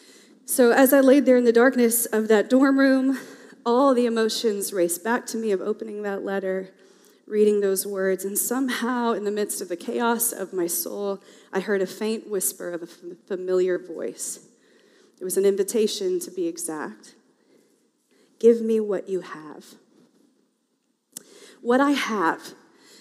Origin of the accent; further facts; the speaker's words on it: the South, United States; now in Portland, United States; I am a Southerner by birth